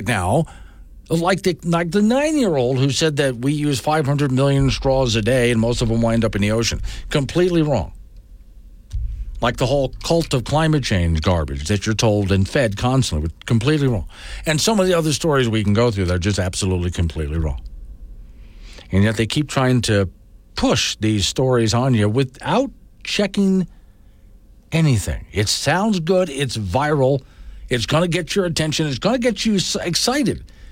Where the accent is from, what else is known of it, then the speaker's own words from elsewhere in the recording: Florida, United States; also born or lived in Tampa; now in Wyoming, United States; I was raised in Florida